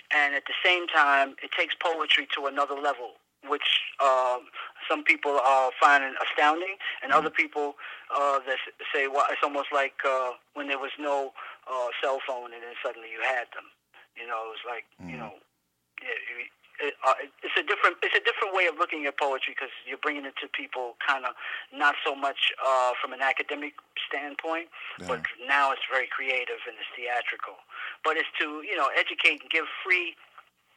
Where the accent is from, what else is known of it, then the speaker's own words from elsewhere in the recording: New York City, New York, United States; I'm from the Bronx, New York